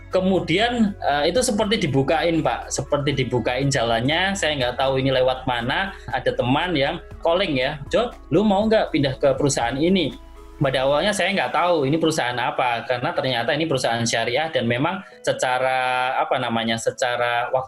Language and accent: Indonesian; Yogyakarta, Special Region of Yogyakarta, Indonesia; Saya diberikan jalan untuk hijrah menuju tempat yang sebelumnya ini menjadi sebuah kampung halaman saya ya di Yogyakarta ya.